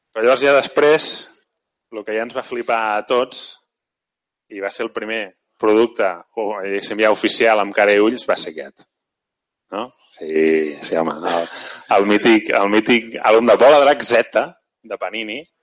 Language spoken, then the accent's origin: Catalan; Mataró, Catalonia, Spain; jo de Mataró, no? de fet encara sóc de Mataró